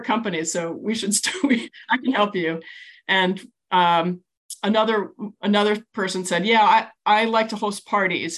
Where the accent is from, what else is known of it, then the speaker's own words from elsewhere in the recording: Virginia, United States; moved away as an adult; also born or lived in New Jersey; now in Portola Valley, United States; I grew up in Virginia